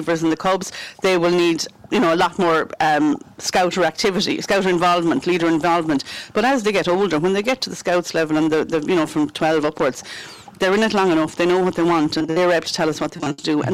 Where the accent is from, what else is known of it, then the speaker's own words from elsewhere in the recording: Galway, Connacht, Ireland; moved away as an adult; now in Tulla, Ireland; I suppose I'm from Galway originally, so I'm one of those blow-ins. But I'm here nearly 20 years now.